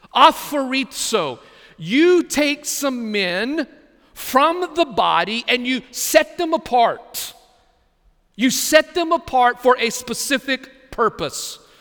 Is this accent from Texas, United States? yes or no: yes; Texas, United States; now in Brunswick, United States; my home state of Texas